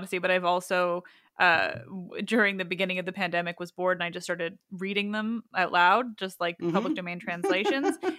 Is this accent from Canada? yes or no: yes; Canada; as a Canadian